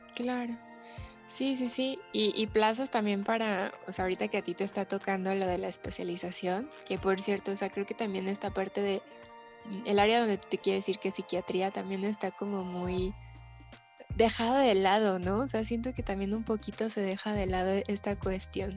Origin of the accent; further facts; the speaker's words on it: Guadalajara, Jalisco, Mexico; somos de Guadalajara y aquí son dos instituciones principales